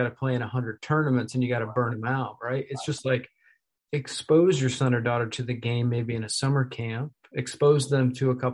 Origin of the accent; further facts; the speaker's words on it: New York, United States; I grew up in the Empire State, New York State